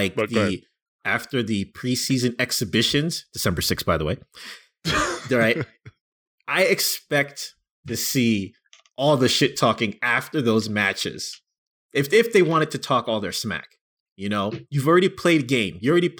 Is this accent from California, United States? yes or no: no; New York, United States; I'm from New York.